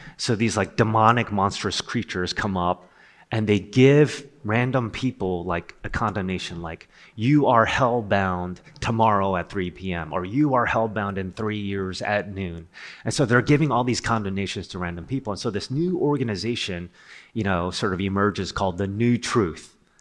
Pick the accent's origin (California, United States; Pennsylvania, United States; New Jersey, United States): New Jersey, United States; Rutherford; I'm from Rutherford, New Jersey.